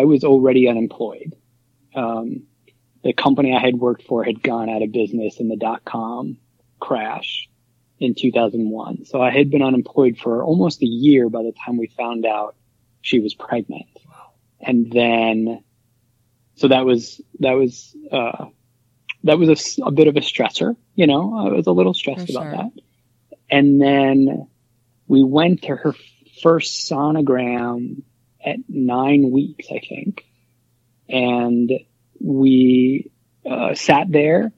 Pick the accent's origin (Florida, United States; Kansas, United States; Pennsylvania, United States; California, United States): Pennsylvania, United States; Philadelphia; moved away as an adult; now in New York, United States; I was born and raised in Philly